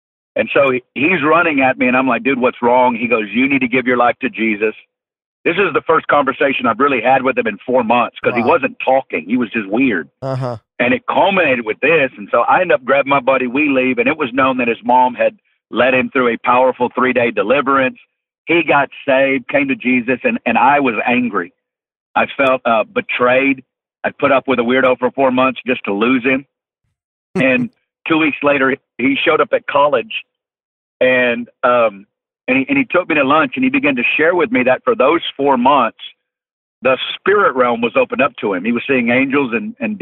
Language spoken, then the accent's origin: English; just outside of Fort Smith, Northwest Arkansas, United States; I'm originally from Northwest Arkansas, just outside of Fort Smith. Grew up in a great family